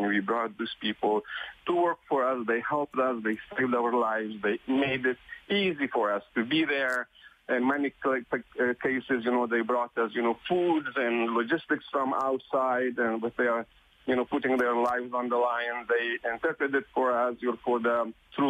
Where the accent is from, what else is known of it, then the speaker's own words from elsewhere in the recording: Canada; as a Canadian